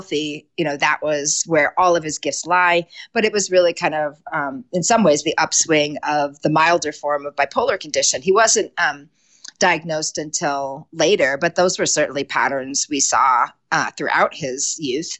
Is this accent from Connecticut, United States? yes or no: yes; Connecticut, United States; moved away as an adult; now in Conifer, Colorado, United States; I was born and raised in Connecticut